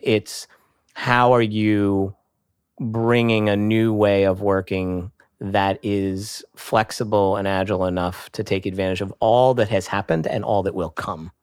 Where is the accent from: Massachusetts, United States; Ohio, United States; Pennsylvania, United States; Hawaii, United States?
Pennsylvania, United States; Hershey; moved away; that's my hometown